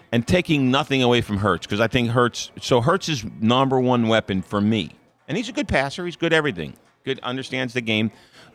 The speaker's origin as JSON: {"language": "English", "area": "Metropark", "region": "New Jersey", "country": "United States", "tie": "born or raised there", "moved": "yes", "said": "a big train station in New Jersey was right in my hometown. It's called Metro Park."}